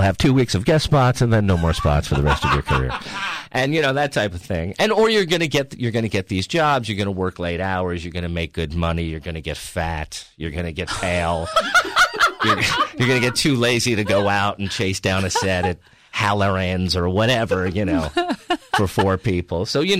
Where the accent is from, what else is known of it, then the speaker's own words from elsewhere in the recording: New York, United States; because I grew up in outside of New York City